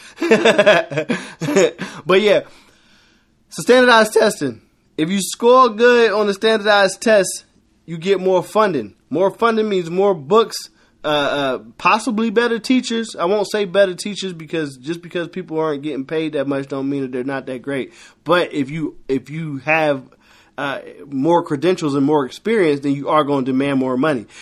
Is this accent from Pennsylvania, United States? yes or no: yes; Philadelphia, Pennsylvania, United States; I'm from Philly, and when I was younger, uh, you could catch the, uh, Broad Street sub